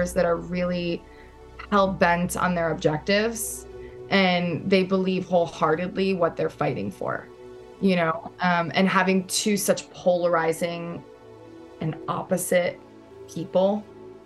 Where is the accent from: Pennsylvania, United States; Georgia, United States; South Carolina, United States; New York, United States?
New York, United States; New York City; I'm a New Yorker through and through. And normally I'm hiding my accent